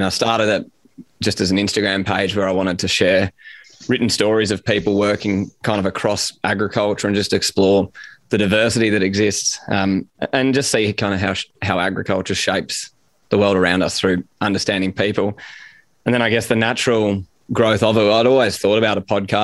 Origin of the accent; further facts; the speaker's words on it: Sydney, New South Wales, Australia; I grew up in Sydney, which we might touch on, but I grew up in Sydney